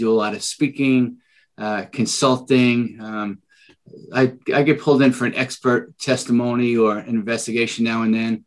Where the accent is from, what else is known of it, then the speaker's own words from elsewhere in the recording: New York City, New York, United States; accent: Bronx; moved away as an adult; now in San Diego, United States; you'll hear my Bronx accent, right? So that's where it all started. And at 20, I moved out to California to work on a tuna boat in San Diego, and I never left